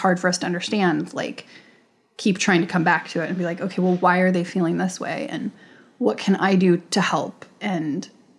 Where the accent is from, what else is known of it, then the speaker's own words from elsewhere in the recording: United States; And as an American in America, like you don't feel that way because you don't. It's your culture.